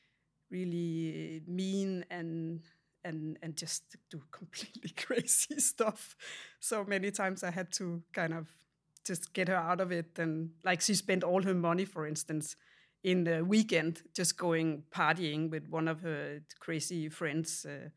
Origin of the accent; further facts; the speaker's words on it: Denmark; So I grew up in Denmark in a small town